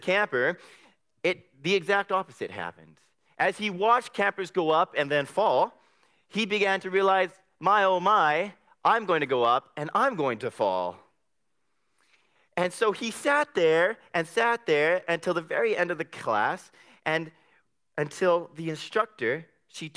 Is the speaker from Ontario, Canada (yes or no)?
no; Abbotsford, British Columbia, Canada; I come from Abbotsford